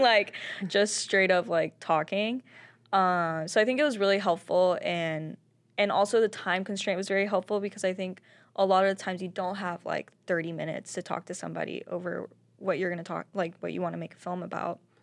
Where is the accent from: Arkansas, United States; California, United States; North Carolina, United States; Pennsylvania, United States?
Arkansas, United States; Springdale; moved away as an adult; also born or lived in New York; I grew up in Springdale. I was born and raised there.